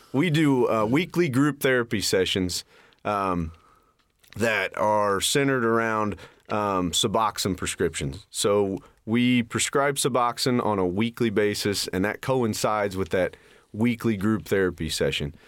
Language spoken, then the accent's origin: English; Richmond, Indiana, United States; I was born and raised in Richmond, Indiana. Still, still live there